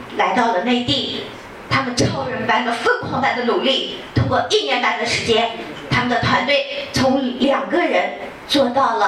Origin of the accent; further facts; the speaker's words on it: Xinjiang, China; 我来自遥远而美丽的新疆，